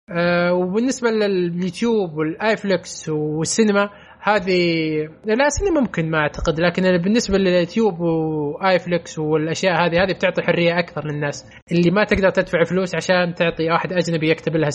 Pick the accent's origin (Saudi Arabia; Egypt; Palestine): Saudi Arabia; لا والله مو بس واحد أنا... سعودي